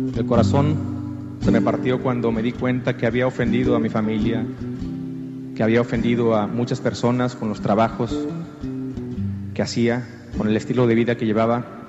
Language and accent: Spanish; Jicotenca, Tamaulipas, Mexico; moved away as an adult; also born or lived in Mexico City / Miami; now in Los Angeles, United States; Soy originario de un pueblo llamado Jicotenca, en el estado de Tamaulipas, en el norte de México. A la edad de 18 años más o menos me mudé a la Ciudad de México